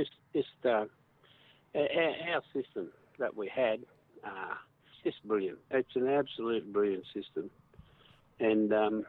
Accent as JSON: {"language": "English", "town": "South Grafton", "region": "New South Wales", "country": "Australia", "tie": "born or raised there", "said": "And I was born in South Grafton Hospital in 47. And, large family."}